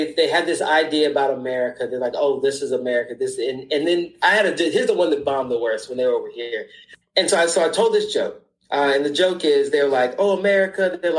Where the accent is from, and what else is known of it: United States; moved away as an adult; now in London, United Kingdom